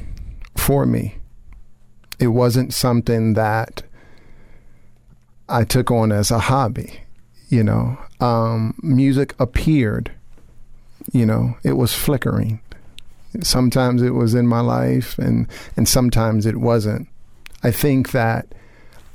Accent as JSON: {"language": "English", "town": "Chicago", "region": "Illinois", "country": "United States", "tie": "born or raised there", "said": "I was born in Chicago, Illinois."}